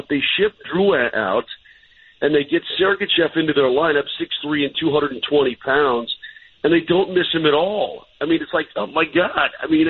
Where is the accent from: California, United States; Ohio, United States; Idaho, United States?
California, United States; Sacramento; moved away; also born or lived in Lakewood; I grew up half in Sacramento, and then it would basically be like I grew up the other half in Lakewood.